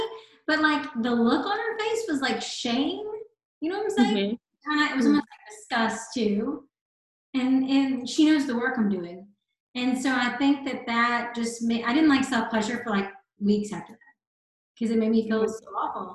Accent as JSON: {"language": "English", "region": "the South", "country": "United States", "tie": "born or raised there", "said": "growing up in the South, being religious"}